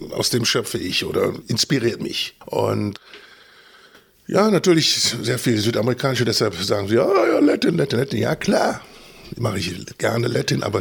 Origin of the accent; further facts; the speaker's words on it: Düsseldorf, North Rhine-Westphalia, Germany; Ich bin in Düsseldorf geboren, im Süden von Düsseldorf, Ordenbach. Jetzt, wenn Leute das kennen, na, Benrad.